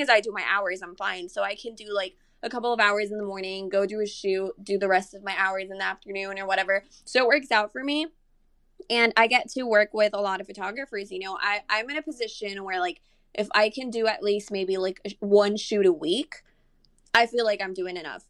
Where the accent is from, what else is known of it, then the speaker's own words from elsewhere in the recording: San Antonio, Texas, United States; also born or lived in Monterrey, Mexico; I am from Monterrey, but I've been living here in San Antonio since I was, like, maybe, like, nine years old